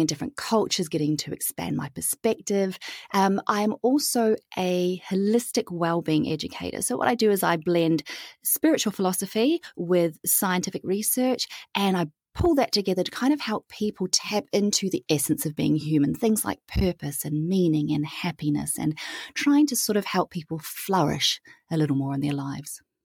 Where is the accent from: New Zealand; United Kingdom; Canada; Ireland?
New Zealand; moved away as an adult; also born or lived in Europe / Southeast Asia / Pacific; I am born and raised in New Zealand, hence the funny accent